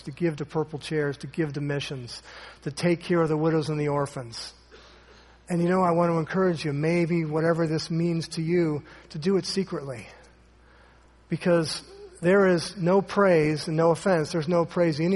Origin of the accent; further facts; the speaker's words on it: Ohio, United States; moved away; Jeff back there, he and I went to a great church growing up in Ohio.